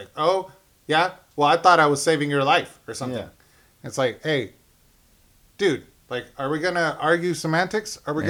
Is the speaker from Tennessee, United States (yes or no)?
no; San Diego, California, United States; San Diego represent.